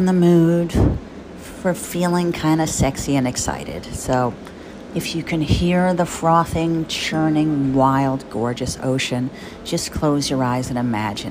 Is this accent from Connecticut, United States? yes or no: no; Jersey Shore, New Jersey, United States; also born or lived in Bradley Beach / Rumson; I grew up on the Jersey Shore